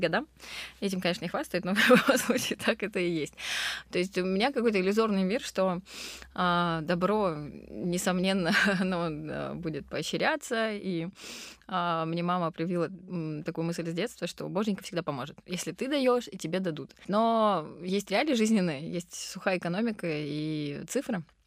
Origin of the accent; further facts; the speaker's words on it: Krasnodar, Krasnodar Krai, Russia; also born or lived in Rustavi, Georgia; я родом из Грузии, я родилась в городе Руставе. Вот, я а, мы грузинские греки, говорящие по-турецки, но живущие в России. В общем, очень сложная такая коллаборация. Вот. Но в Краснодаре с пяти лет